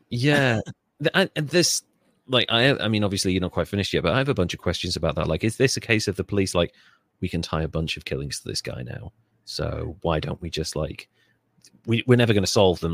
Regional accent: Wales, United Kingdom; I grew up in Wales

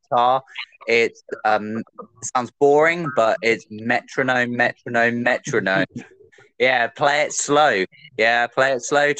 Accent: Reading, South East England, United Kingdom; I'm from Reading

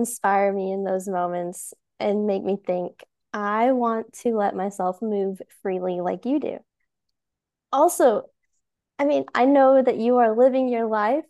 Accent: Georgia, United States; I'm from Georgia, and I am at home in the forest. Yeah. I'm not a city person at all.

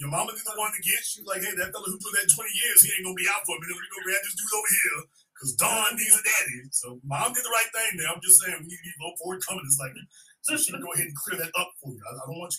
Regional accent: Shreveport, Louisiana, United States; know that New Orleans is just a little island down there in the bottom corner of Louisiana, because I'm from Shreveport, Louisiana.

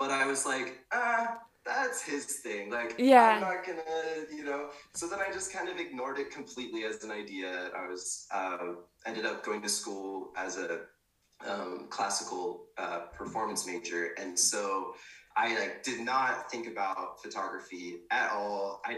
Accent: Pacific Northwest, United States; now in Austin, United States; I grew up in the Pacific Northwest, moved around quite a bit, and yeah, it's been a wild ride.

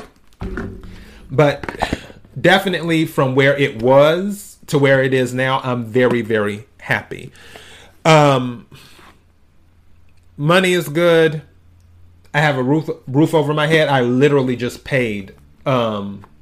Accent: the South, United States; moved away; I'm originally from the South, where you cook certain foods for New Year's Day

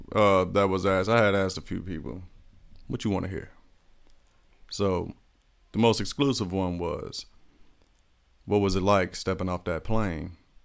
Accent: Germany; born there; Shit, I was born in Germany, so you already know.

